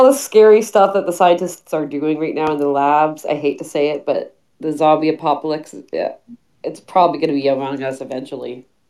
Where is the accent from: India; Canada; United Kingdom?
Canada; Vancouver, British Columbia; moved away; I'm from Vancouver